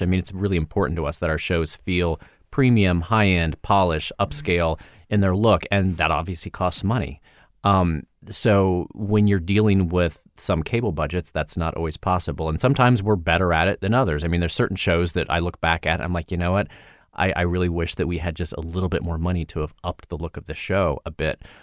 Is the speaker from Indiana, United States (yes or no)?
yes; Indiana, United States; now in Los Angeles, United States; I'm this kid from Indiana who moved to L